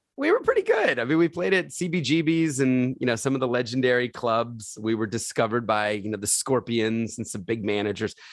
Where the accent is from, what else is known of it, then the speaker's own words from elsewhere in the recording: Philadelphia, Pennsylvania, United States; I was born in Philadelphia